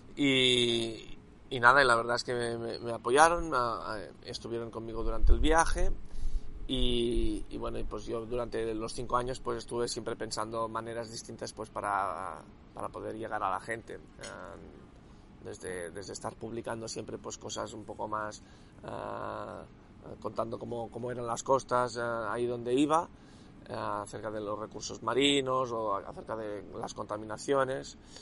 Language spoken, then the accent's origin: Spanish; Catalonia, Spain; Cataluña, de que soy catalán